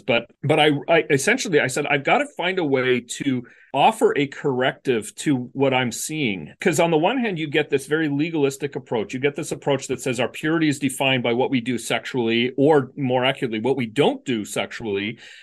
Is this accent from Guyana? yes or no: no; Canada; moved away as an adult; also born or lived in West Michigan; where I grew up in Canada